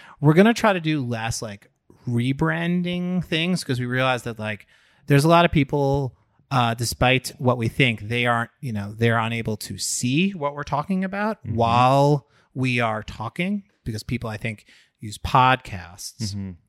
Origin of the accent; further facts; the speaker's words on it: Long Island, New York, United States; I grew up on Long Island.